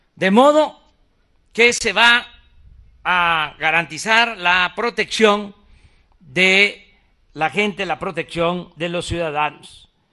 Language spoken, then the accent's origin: Spanish; southeast Mexico, Mexico; hasta el sureste, hasta mi tierra